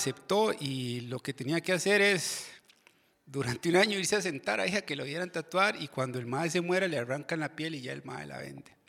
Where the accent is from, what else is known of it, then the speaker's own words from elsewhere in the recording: Desamparados, San José, Costa Rica; Yo soy de Desamparados de, Chepe y yo fui a la, escuela Joaquín García Monge